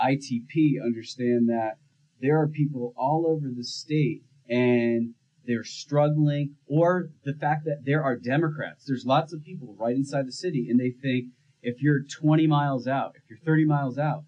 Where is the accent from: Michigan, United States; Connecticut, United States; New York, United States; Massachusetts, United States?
Connecticut, United States; also born or lived in Florida / Macon, Georgia; now in Georgia, United States; I'm originally from Connecticut.